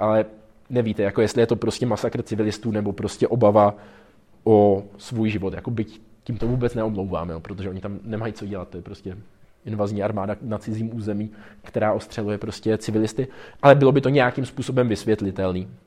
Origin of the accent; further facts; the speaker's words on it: Czechia; jsme z Česka